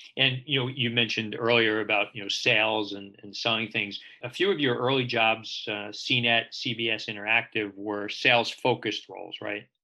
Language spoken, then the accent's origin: English; New York City, New York, United States; I grew up in Brooklyn